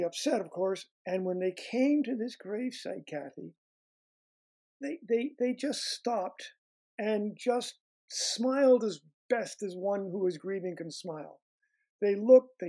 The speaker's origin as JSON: {"language": "English", "country": "Canada", "tie": "born or raised there", "also_born_or_lived": "Montreal area", "moved": "as an adult", "lives_now": "United States", "said": "my time in Canada, it's because that's where I grew up."}